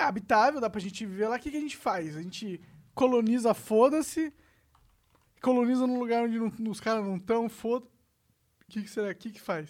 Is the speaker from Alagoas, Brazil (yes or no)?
no; São Paulo, Brazil; born or raised there; also born or lived in Três Rios, Rio de Janeiro